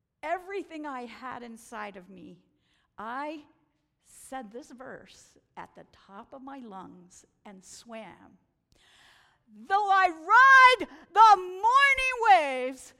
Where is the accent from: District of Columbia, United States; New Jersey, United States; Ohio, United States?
District of Columbia, United States; Washington; also born or lived in Pennsylvania; I'm from Washington, D.C.